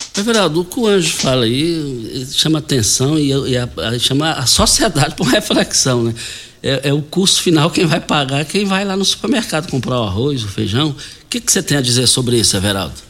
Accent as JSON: {"language": "Portuguese", "country": "Brazil", "tie": "born or raised there", "said": "Saudade eterna ali do quilômetro 6, saída para Itumbiara, onde nós fomos criados ali no Douradinho"}